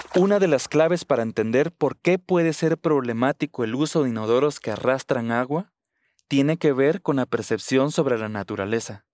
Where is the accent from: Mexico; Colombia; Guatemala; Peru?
Guatemala; soy guatemalteco